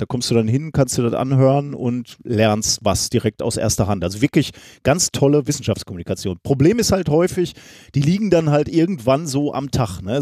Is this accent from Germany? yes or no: yes; Germany; als Deutsche